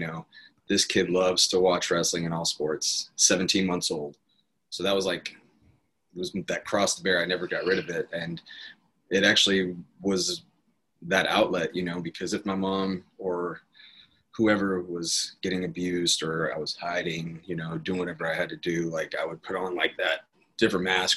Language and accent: English; Apache Junction, Arizona, United States; I grew up in Apache Junction, Arizona